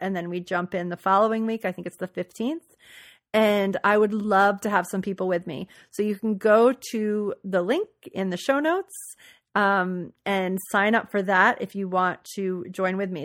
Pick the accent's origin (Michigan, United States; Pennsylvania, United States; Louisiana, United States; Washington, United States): Louisiana, United States; New Orleans; moved away; I grew up in New Orleans